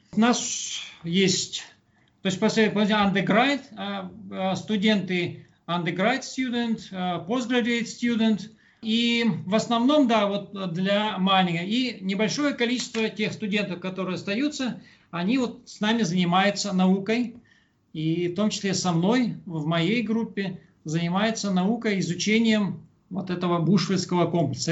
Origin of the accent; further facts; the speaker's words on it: Kungur, Perm Krai, Russia; moved away as an adult; now in South Africa; Сам я с Урала, с Пермской области, из Кунгура.